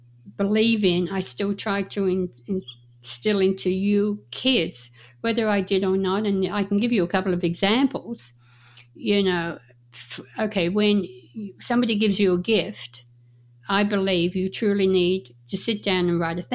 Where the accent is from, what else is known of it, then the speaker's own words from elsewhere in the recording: Australia; moved away as an adult; also born or lived in Las Vegas, United States; now in Reno, United States; when I grew up in Australia